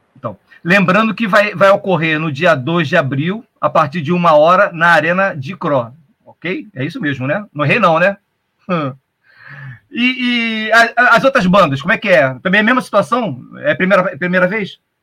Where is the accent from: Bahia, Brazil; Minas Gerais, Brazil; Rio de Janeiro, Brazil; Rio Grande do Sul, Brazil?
Rio de Janeiro, Brazil; São Gonçalo; eu sou de São Gonçalo